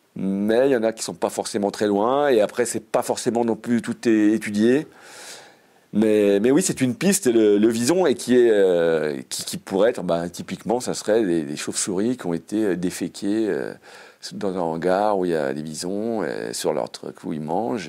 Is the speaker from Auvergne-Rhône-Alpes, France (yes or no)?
yes; Savoy, Auvergne-Rhône-Alpes, France; je suis savoyard